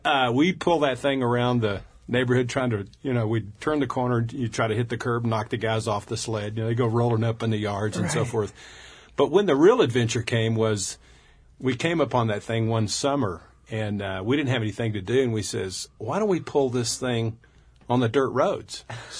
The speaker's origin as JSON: {"language": "English", "region": "West Texas", "country": "United States", "tie": "born or raised there", "said": "we were raised in West Texas"}